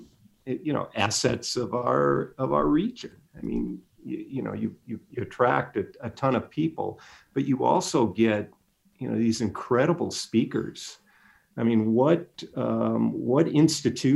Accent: Illinois, United States; now in Inland Empire, United States; I was born and raised in Illinois

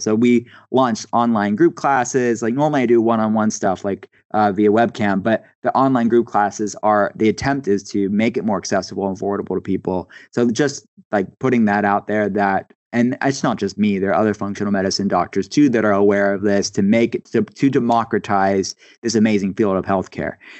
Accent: East Coast, United States; I grew up on the East Coast

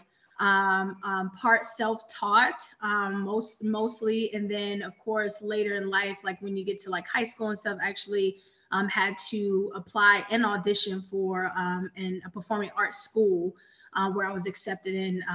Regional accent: Richmond, Virginia, United States; I am originally from Richmond, Virginia

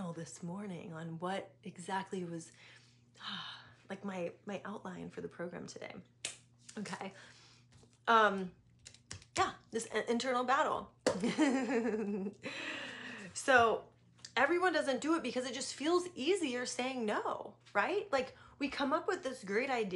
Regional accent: East Coast, United States; moved away as an adult; also born or lived in San Diego / Atlanta; I grew up on the East Coast

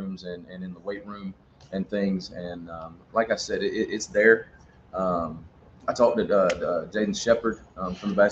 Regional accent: Southwest Georgia, United States; I'm from Southwest Georgia

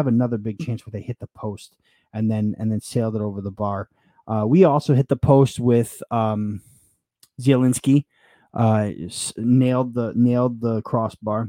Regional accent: Yonkers, New York, United States; moved away; I'm from Yonkers

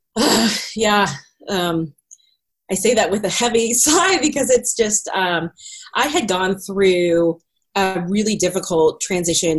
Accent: Greenwood, Missouri, United States; also born or lived in Raytown, Missouri; I grew up out in Greenwood, Missouri, in the middle of the country

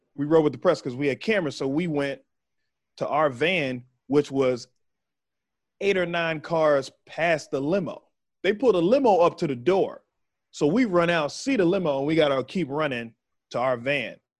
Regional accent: Waco, Texas, United States; moved away as an adult; I'm from Waco. So I'm from right there

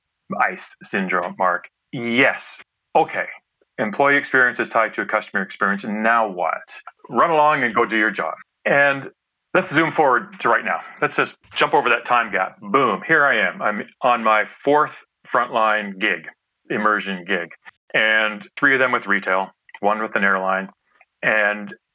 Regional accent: Ontario, Canada; I grew up in Ontario

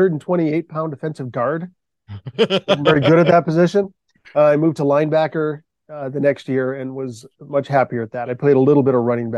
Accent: Michigan, United States; I had a love for the Detroit Tigers when I was a boy growing up in Michigan.

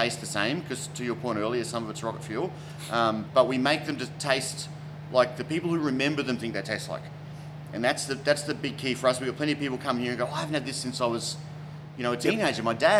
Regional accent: Queensland, Australia; now in Melbourne, Australia; So I came to Melbourne from Queensland, and I moved into the western suburbs of Melbourne

